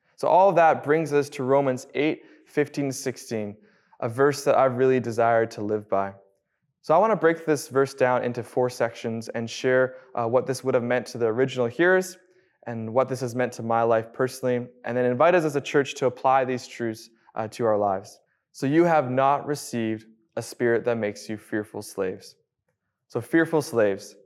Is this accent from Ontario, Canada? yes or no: no; Abbotsford, British Columbia, Canada; Born and raised in Abbotsford